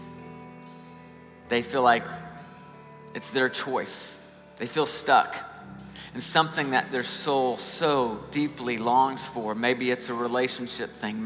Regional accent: Nashville, Tennessee, United States; I'm from Nashville, Tennessee.

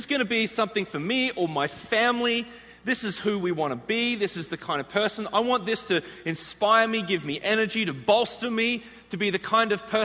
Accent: Australia; moved away as an adult; also born or lived in Chicago, United States; now in United States; I'm actually from the other side of the world, an island. It's actually the largest island on the planet. It's this place called Australia.

